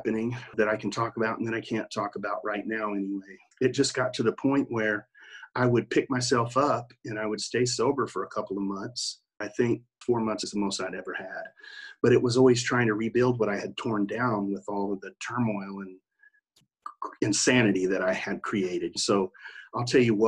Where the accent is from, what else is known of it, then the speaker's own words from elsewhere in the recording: Oklahoma City, Oklahoma, United States; accent: country; also born or lived in New York; I'm from Oklahoma City